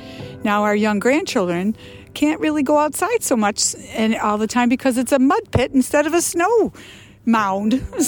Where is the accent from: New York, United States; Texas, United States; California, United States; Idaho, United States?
New York, United States; Niagara Falls; I grew up in this area my whole life. I grew up in Niagara Falls. I was a senior, the blizzard of 77, a senior in high school.